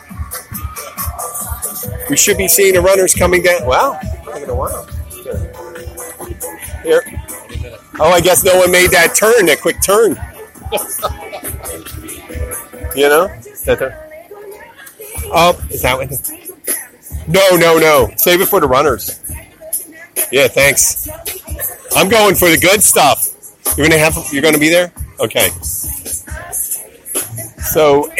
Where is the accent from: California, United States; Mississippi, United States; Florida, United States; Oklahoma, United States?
Florida, United States; the Florida Keys, United States; I'm from the Keys